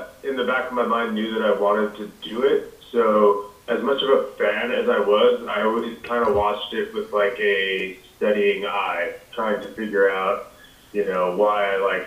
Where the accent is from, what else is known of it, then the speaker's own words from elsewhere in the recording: Long Island, New York, United States; I grew up in Long Island my whole life